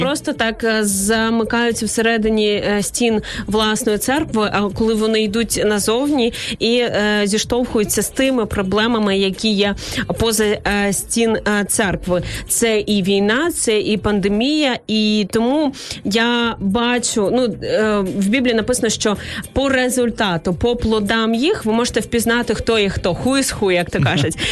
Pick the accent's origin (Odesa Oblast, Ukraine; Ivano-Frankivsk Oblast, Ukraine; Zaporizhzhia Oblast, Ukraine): Odesa Oblast, Ukraine; Izmail; я з півдня України